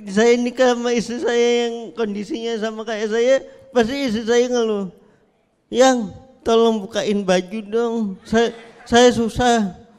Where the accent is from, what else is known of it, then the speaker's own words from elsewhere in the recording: Indonesia; sebagai warga Indonesia kan kalau ada yang lama-lama itu pasti penasaran.